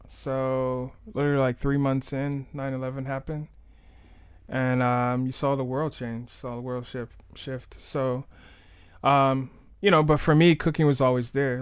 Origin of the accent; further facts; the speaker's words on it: Miami, Florida, United States; I'm born and raised in Miami